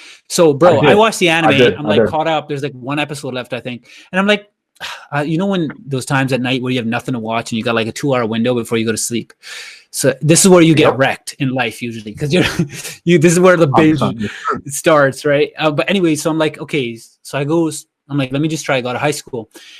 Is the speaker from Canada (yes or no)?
yes; Canada; It started with, we're in Canada, right? Me and Manny, we're from Canada.